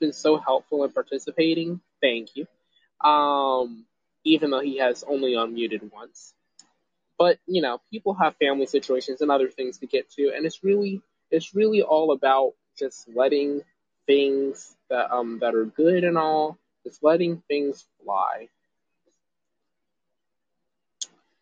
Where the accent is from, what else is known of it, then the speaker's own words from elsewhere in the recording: Greenville, South Carolina, United States; I'm from Greenville